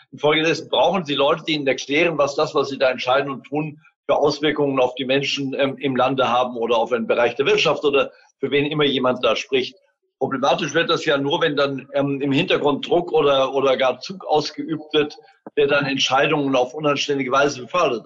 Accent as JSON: {"language": "German", "country": "Germany", "said": "bei uns in Deutschland"}